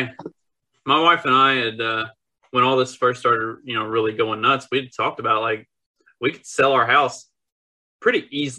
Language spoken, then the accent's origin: English; Indiana, United States; I'm from Indiana